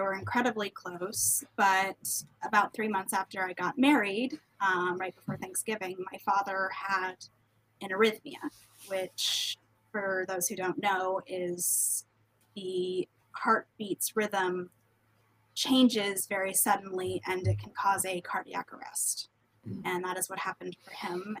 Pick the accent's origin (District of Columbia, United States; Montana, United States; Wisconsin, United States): District of Columbia, United States; Washington; I am someone from the Washington, D.C. metro area